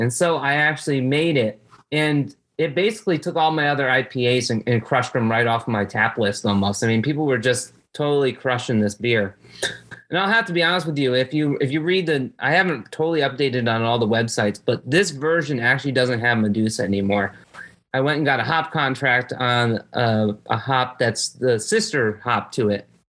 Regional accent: Bridgeport, Connecticut, United States; moved away as an adult; also born or lived in Gettysburg, Pennsylvania / Wake Forest / Baltimore; now in Lexington, United States; so originally, I'm from New England. I'm born and raised in Connecticut. I was born in Bridgeport, Connecticut

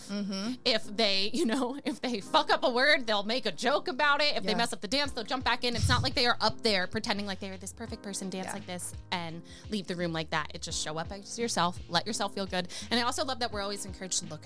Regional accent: New York, United States; I was born in New York and I was raised being a ballerina

